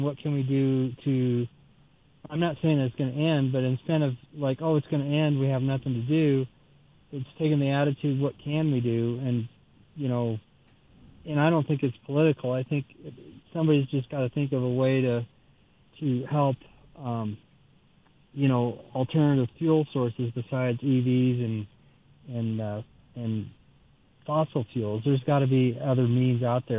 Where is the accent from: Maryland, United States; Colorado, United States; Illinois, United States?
Colorado, United States; Denver; I grew up in Denver